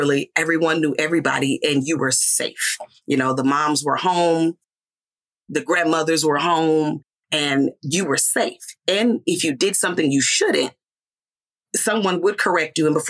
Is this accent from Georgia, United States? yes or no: no; Mississippi, United States; I grew up in a small town in Mississippi